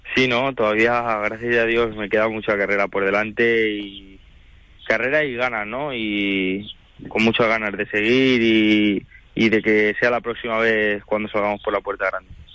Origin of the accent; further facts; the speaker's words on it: Madrid, Community of Madrid, Spain; also born or lived in Toledo; yo soy yo soy de Madrid, yo soy madrileño